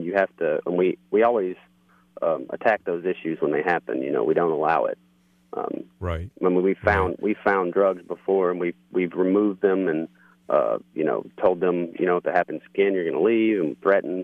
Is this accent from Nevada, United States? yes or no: no; Missouri, United States; now in Baltimore, United States; I'm currently living in Baltimore, but I'm from Missouri originally